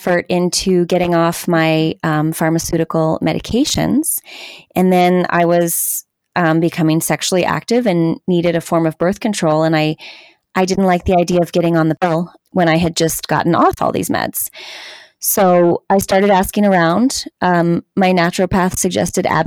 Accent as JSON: {"language": "English", "region": "Southern California", "country": "United States", "tie": "born or raised there", "said": "I grew up in Southern California. I grew up in a very suburban suburb in between Los Angeles and San Diego."}